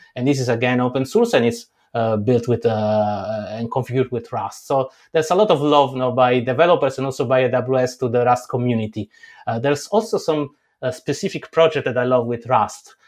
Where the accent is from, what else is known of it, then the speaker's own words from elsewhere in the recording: Italy; I grew up in Italy